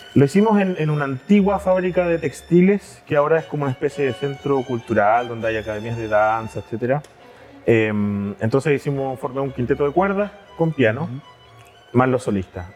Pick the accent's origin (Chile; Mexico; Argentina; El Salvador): Chile; moved away as an adult; now in Germany; Generalmente nos pasa que como chilenos, voy a hablar desde el caso de nosotros como chilenos, llegamos mayores a Europa